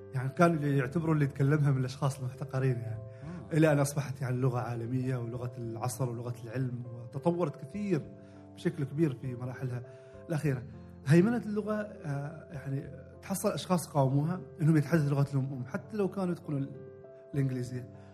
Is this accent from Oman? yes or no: yes; Oman; عندنا في عمان